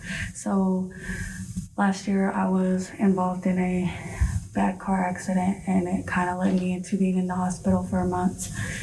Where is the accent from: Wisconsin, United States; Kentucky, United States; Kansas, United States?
Kansas, United States; El Paso; I'm majoring in business administration, and I'm from El Paso, Kansas.